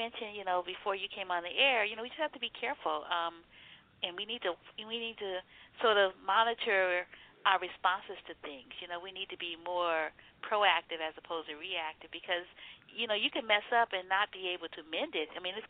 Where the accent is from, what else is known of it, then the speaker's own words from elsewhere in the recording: New Orleans, Louisiana, United States; my family's in the Gulf. I'm from New Orleans